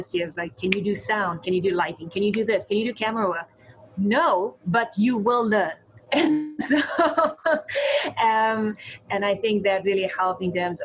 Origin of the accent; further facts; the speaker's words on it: South Africa; moved away as an adult; also born or lived in Cape Town, South Africa; now in Ottawa, Canada; growing up in South Africa, because I grew up during apartheid